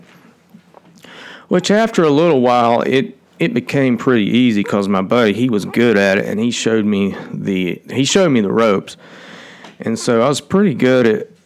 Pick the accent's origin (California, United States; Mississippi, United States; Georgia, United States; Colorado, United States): Georgia, United States; accent: twangy; I wasn't from Atlanta. And so when I got there, with my twangy accent